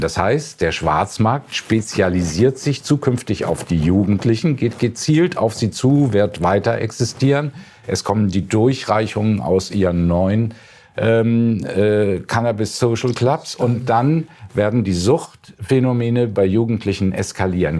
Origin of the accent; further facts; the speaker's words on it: Hamburg, Germany; ich sage Ihnen als Hamburger